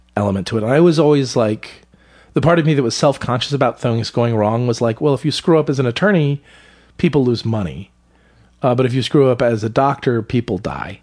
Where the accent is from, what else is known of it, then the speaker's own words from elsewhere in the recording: Salisbury, Maryland, United States; moved away; Where I grew up in Maryland was a small town on the eastern shore of Maryland